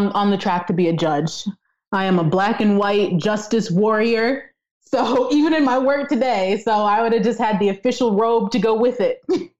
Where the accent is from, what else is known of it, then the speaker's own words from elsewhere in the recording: the South, United States; I'm a great chef, and I grew up in the South, right? So think about like those Southern dishes that I definitely grew up learning.